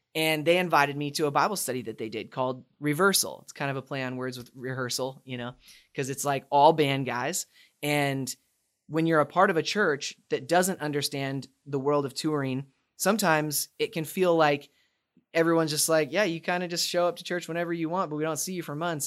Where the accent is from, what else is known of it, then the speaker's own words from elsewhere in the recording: Spokane, Washington, United States; moved away as an adult; also born or lived in Dallas; born and raised in Spokane, Washington